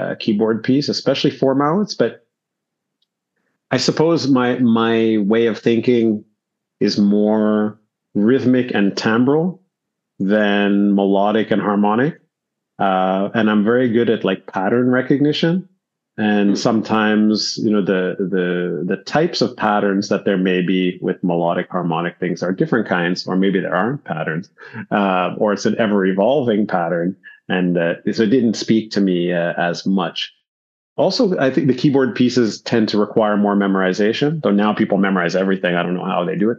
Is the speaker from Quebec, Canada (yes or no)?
yes; Montreal, Quebec, Canada; I grew up in Montreal